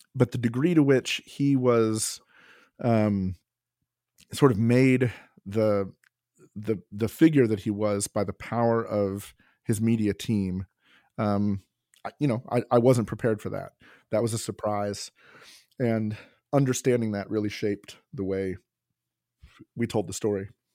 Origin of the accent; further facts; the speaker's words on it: Kentucky, United States; I'm from Kentucky